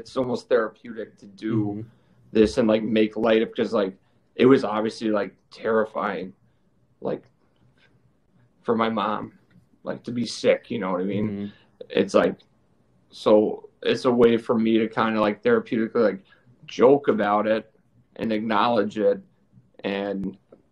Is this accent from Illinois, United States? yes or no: yes; Chicago, Illinois, United States; I'm from Chicago. You guys know that. Grew up here, so I live here now